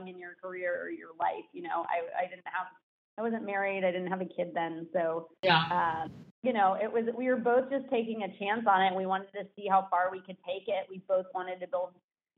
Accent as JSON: {"language": "English", "town": "Danville", "region": "California", "country": "United States", "tie": "born or raised there", "also_born_or_lived": "Los Angeles", "said": "I am a Bay Area native. I grew up in Danville, went to school"}